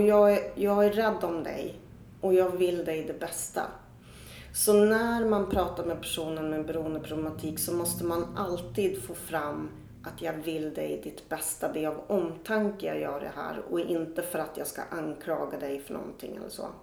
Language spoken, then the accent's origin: Swedish; Östersund, Jämtland, Sweden; när jag växte upp i Östersund